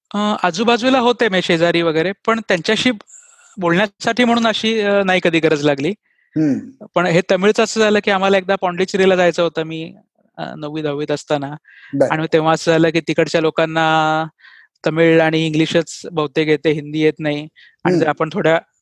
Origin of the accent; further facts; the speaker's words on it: Dombivli, Maharashtra, India; first language Marathi; moved away as an adult; now in Pune, India; मी जन्मलो वाढलो डोंबिवलीत जे मुंबईचं उपनगर आहे